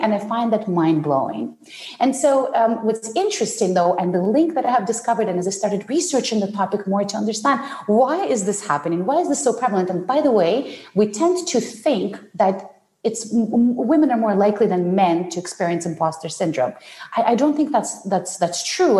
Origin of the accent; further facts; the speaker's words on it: Ukraine; English is a second language; also born or lived in Soviet Union; now in Canada; I was born in the Soviet Union, uh, what was at the time the Soviet Union and I grew up um, in post Soviet Ukraine